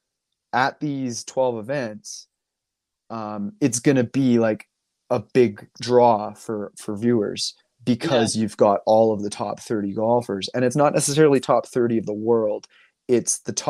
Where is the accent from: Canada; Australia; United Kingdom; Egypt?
Canada; I'm Canadian